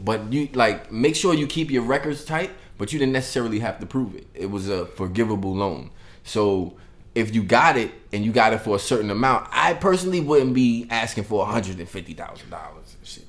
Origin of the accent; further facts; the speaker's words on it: Brooklyn, New York, United States; also born or lived in Bronx; I'm saying I was born in the Bronx. Don't tell nobody, right? But I came to Brooklyn when I was real young, so that don't count.